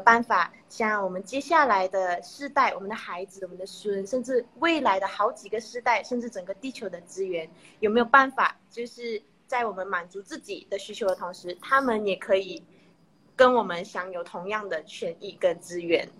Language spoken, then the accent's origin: Chinese; Malaysia; also born or lived in Taiwan; 我是来自马来西亚的